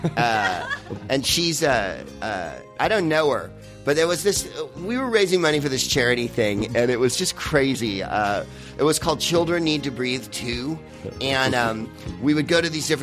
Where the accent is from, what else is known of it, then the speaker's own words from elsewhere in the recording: Bay Area, California, United States; I'm from the Bay Area